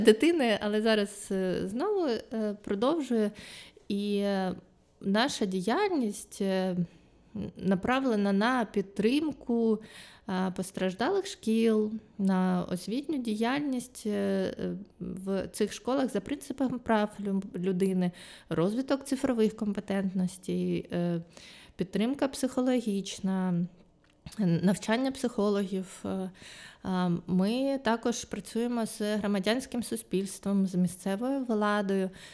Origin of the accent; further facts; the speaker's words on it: Luhansk, Luhansk Oblast, Ukraine; moved away as an adult; also born or lived in Kyiv; я сама з Луганська